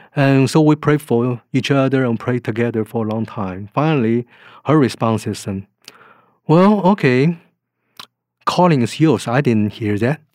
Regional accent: Taiwan; moved away; I was born in Taiwan

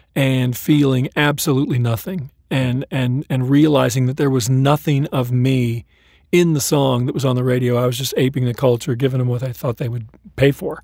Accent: Southern California, United States; also born or lived in Kokomo, Indiana; I grew up in California

